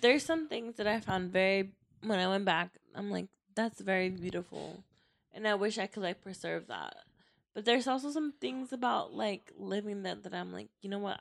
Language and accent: English; Mexico; now in United States; I'm Mexicana. Like I was born in Mexico.